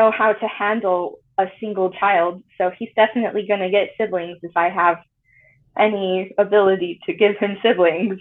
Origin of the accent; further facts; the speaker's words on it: Tremonton, Utah, United States; moved away as an adult; I grew up mostly in Tremont, Utah